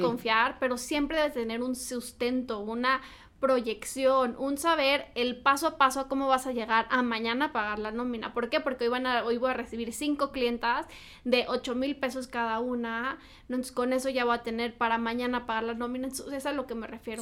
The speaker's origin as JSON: {"language": "Spanish", "town": "Morelia", "region": "Michoacán", "country": "Mexico", "said": "mis amigas de Morelia, porque soy de Morelia"}